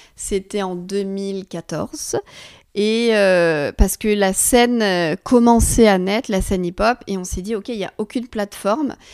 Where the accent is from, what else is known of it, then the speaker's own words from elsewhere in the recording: Forbach, Grand Est, France; moved away as an adult; also born or lived in Israel / New York / Lyon / Paris; c'est ma ville natale, à Forbach.